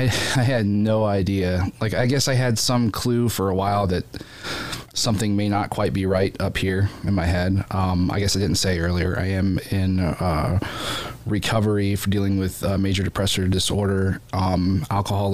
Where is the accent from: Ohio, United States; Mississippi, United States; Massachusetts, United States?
Ohio, United States; Bucyrus; moved away as an adult; now in Findlay, United States; I live here in Finley, but I grew up in Bucyrus, as an only child.